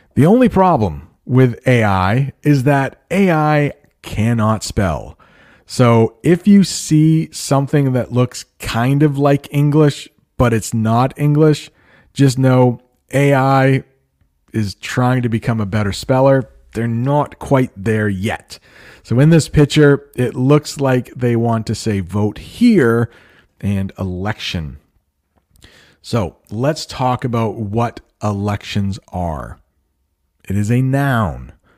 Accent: United States; I am an American

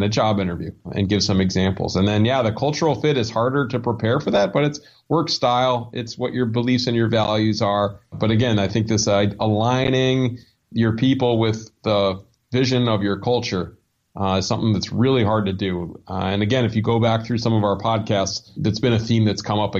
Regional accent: Ann Arbor, Michigan, United States; moved away; Ann Arbor, Michigan, which was my hometown.

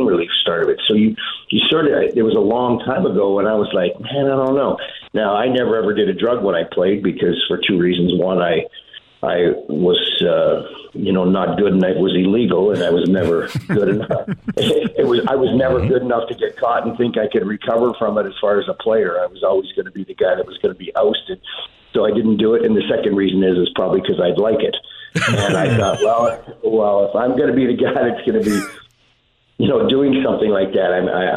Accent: Saskatoon, Saskatchewan, Canada; moved away; We grew up in Saskatoon

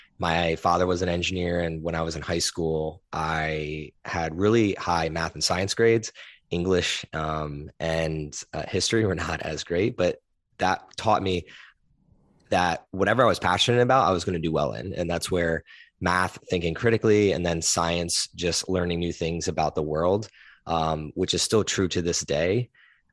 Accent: East Coast, United States; born there; also born or lived in Philadelphia / New Jersey / New York / Nashville; now in Austin, United States; I was born on the East Coast, though. Kind of moved around from Philly to New Jersey to New York, right outside New York, to Nashville, to Houston, to now here in Austin, Texas.

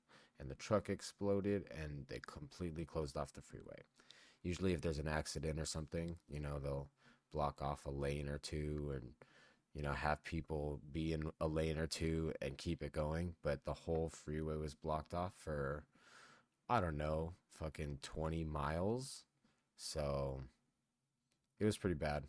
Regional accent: San Gabriel Valley, California, United States; now in Nevada, United States; I miss the San Gabriel Valley

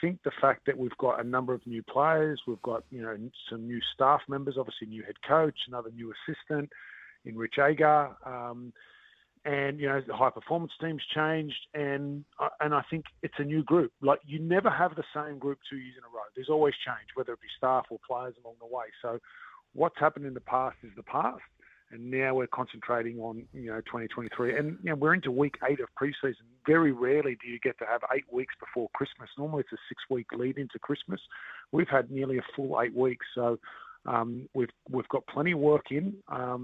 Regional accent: Australia; now in Auckland, New Zealand; being Australian, I'm from Australia, and while I'm not from Queensland

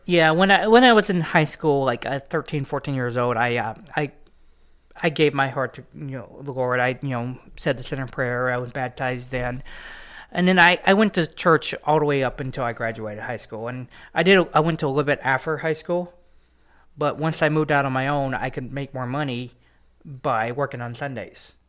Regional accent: East Texas, United States; also born or lived in Dallas, Texas; now in Carthage, Missouri, United States; I was born and raised in Dallas, Texas, and then I, uh, moved to East Texas, um, when I was a little kid.

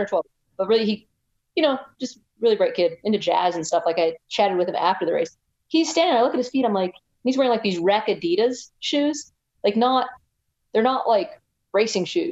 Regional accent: United States; I'm from the United States

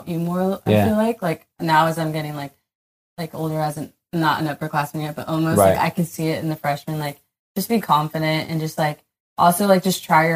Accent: Oceanside, California, United States; I'm from Oceanside, and I work the surf club a lot

